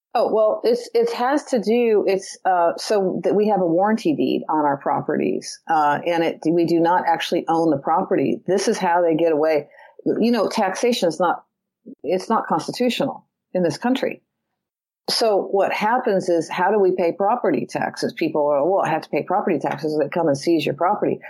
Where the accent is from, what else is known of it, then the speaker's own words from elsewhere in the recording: California, United States; I'm from California.